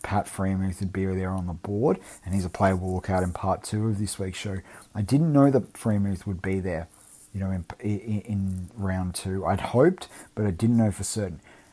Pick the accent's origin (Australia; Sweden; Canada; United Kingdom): Australia; as an Aussie